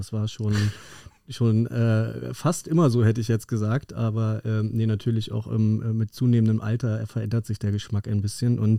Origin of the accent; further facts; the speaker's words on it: North Rhine-Westphalia, Germany; Okay, ich komme aus dem Ruhrgebiet, ich würde sagen, da gibt es ähnliche Kategorien.